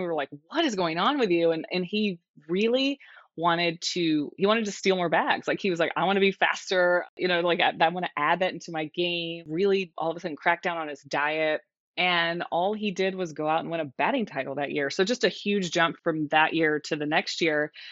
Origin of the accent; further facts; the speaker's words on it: Texas, United States; I grew up there. I'm so Texan, it hurts.